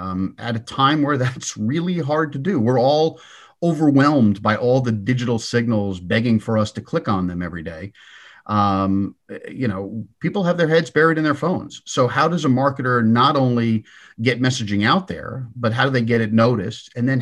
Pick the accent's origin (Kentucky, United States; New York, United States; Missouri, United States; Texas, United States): New York, United States; Huntington; So I grew up on Long Island. I hope I dropped the accent sufficiently. But I grew up in Huntington, Long Island, go Blue Devils